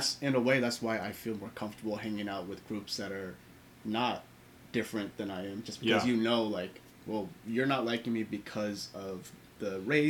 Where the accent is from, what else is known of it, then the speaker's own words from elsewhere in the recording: Portland, Oregon, United States; I grew up in Portland, which is not as, white as Bellingham, but it is relatively white. So I was like the other always in every room.